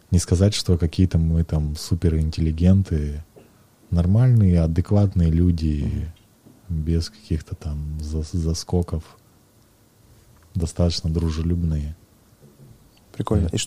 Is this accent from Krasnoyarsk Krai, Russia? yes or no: yes; Krasnoyarsk, Krasnoyarsk Krai, Russia; Здесь, в Красноярске